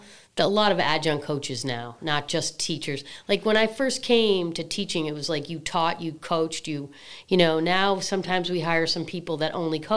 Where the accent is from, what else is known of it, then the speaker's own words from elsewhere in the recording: Massachusetts, United States; Yeah, I grew up outside of Boston, but I like it.